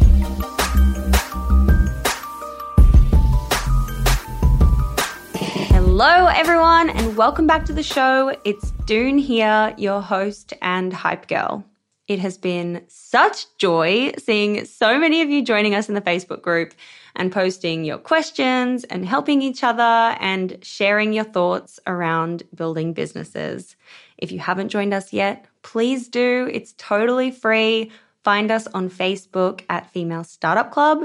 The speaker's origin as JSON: {"language": "English", "region": "Queensland", "country": "Australia", "said": "I'm a Queensland girl"}